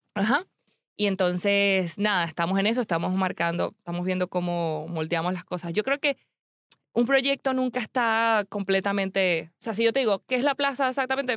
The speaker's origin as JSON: {"language": "Spanish", "country": "Venezuela", "moved": "as an adult", "lives_now": "Spain", "said": "yo soy demasiado venezolana"}